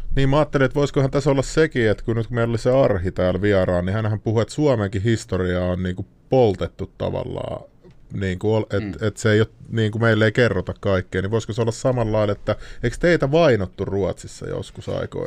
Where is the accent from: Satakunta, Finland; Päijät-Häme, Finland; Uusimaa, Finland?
Päijät-Häme, Finland; Lahti; moved away; mä oon Lahdesta alun perin